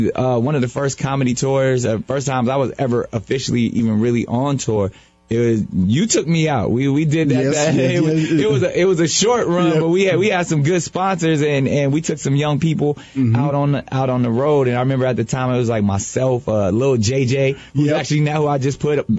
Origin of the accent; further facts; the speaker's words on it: San Diego, California, United States; Our next one is in San Diego, California, my hometown.